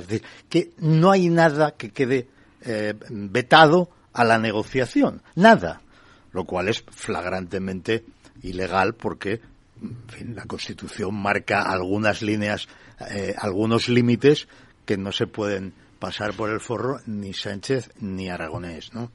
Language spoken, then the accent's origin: Spanish; Barcelona, Catalonia, Spain; moved away as an adult; nací en Barcelona y viví en Barcelona hasta hace cuatro años